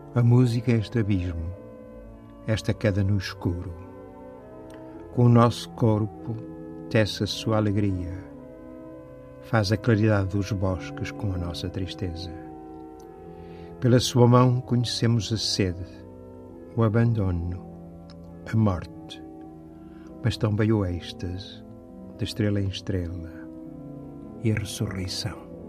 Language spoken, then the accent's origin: Portuguese; the South, southern Portugal, Portugal; moved away as an adult; now in Porto, Portugal; sou um homem do Sul